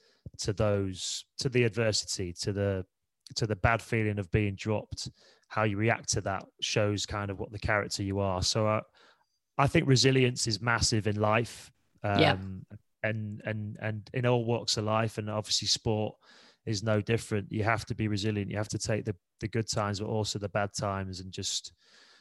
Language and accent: English; Leeds, Yorkshire and the Humber, United Kingdom; moved away; I'm from Leeds. I had a year out of school and played for my local club Leeds